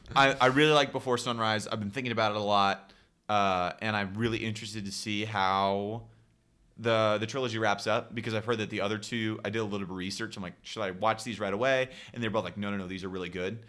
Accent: Stockton, California, United States; my hometown

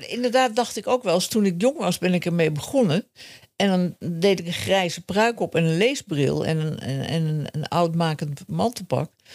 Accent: Amsterdam, North Holland, Netherlands; ik ben eh, opgegroeid in Amsterdam-Zuid

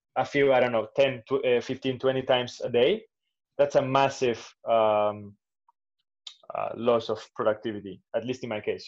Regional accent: Valencia, Valencian Community, Spain; also born or lived in Barcelona; I grew up in Valencia

